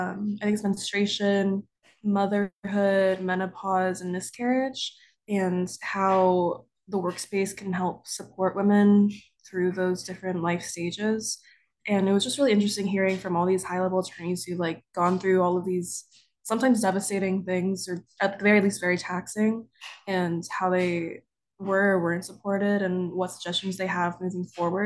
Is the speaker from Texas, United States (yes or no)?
yes; Dallas, Texas, United States; I'm from Dallas, I'm a 1L